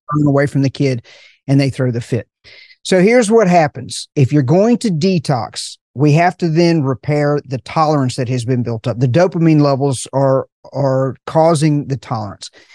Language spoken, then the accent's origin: English; Appalachian Mountains, United States; I'm from the Appalachian Mountains